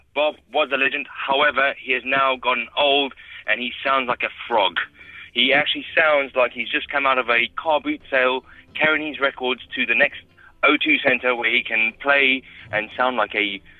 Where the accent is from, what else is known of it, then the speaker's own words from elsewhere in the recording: South Africa; accent: South African; now in London, United Kingdom; it's just my South African accent.